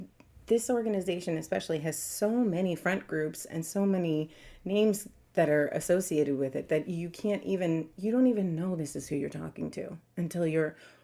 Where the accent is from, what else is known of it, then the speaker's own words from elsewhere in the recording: New York City, New York, United States; also born or lived in Long Island; So I grew up in New York City, and then later on Long Island